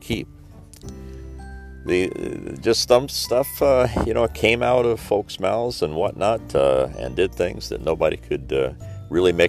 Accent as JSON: {"language": "English", "region": "Southern Indiana", "country": "United States", "tie": "born or raised there", "said": "some memories of the weekly newspaper from my hometown."}